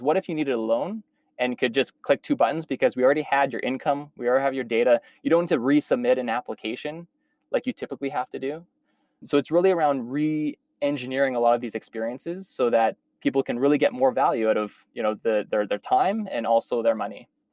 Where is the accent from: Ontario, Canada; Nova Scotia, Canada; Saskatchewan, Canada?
Saskatchewan, Canada; moved away as an adult; also born or lived in Toronto / New York; I was born and raised in Saskatchewan, so I'm a, a prairie boy at heart